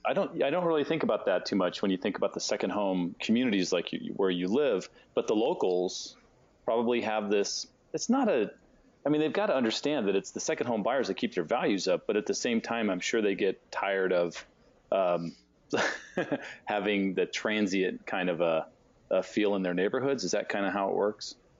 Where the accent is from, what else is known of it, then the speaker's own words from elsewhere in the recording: San Diego, California, United States; I grew up in California and San Diego